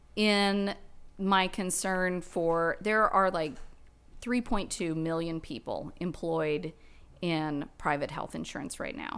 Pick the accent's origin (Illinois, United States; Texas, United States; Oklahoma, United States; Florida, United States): Oklahoma, United States; Guthrie; now in Bentonville, United States; I grew up in Gultry, Oklahoma with nineteen people in my graduating cra-, class